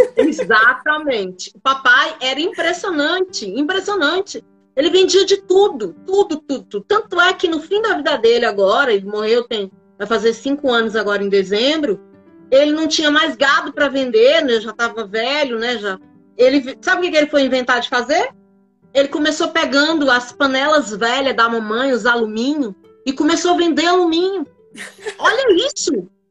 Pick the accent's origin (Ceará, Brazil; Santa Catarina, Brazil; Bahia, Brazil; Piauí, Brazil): Piauí, Brazil; Piripiri; moved away as an adult; now in São Paulo, Brazil; eu nasci numa cidade do interior do Piauí, chamada Piripiri